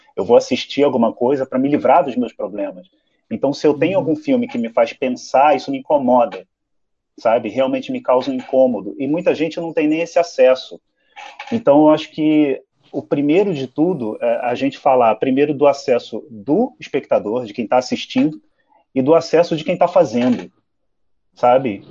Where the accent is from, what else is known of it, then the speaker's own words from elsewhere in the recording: Rio de Janeiro, Brazil; fui criado no Meia, no Rio de Janeiro